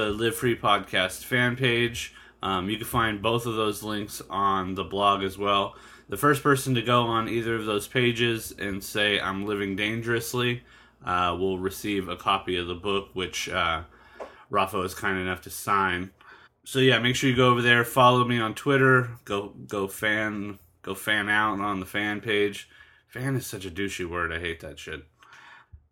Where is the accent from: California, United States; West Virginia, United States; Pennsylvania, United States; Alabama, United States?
California, United States; East County, San Diego; growing up in the East County